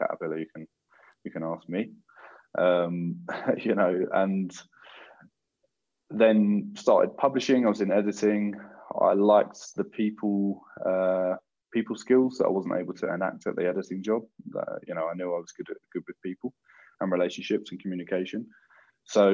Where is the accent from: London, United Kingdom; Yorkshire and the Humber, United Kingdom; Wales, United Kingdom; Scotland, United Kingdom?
London, United Kingdom; Croydon; growing up in Croydon in particular, you're very aware of almost every walk of life